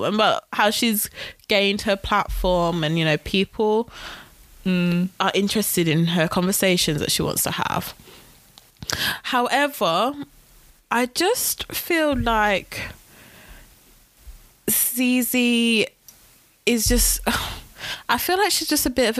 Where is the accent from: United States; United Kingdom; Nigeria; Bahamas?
United Kingdom; I'm British